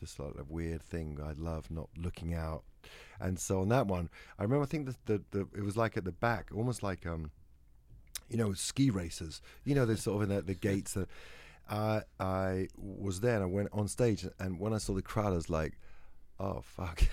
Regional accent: England, United Kingdom; I'm English

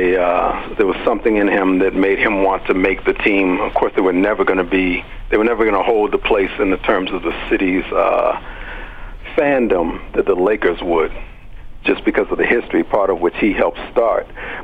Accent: Washington, District of Columbia, United States; also born or lived in Boston; I lived in Boston until I was almost six, and then my family moved to Washington, D.C. Mm-hmm. in the mid-60s.

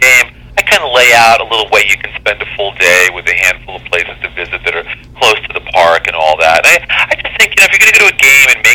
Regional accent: Westchester County, New York, United States; where I grew up in Westchester County, New York

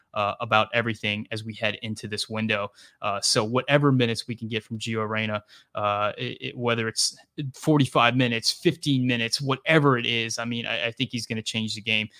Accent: South Louisiana, United States; I'm from South Louisiana.

